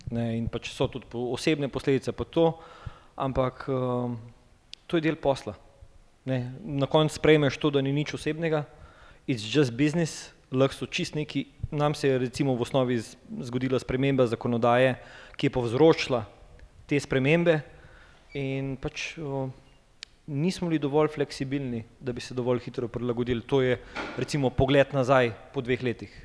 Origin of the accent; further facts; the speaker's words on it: Ljubljana, Slovenia; prihajam iz Ljubljana